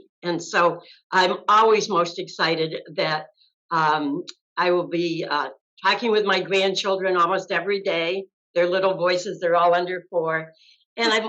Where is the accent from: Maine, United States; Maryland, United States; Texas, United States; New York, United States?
New York, United States; Massena; also born or lived in Syracuse, New York; now in Tampa Bay, United States; my hometown, Messina, New York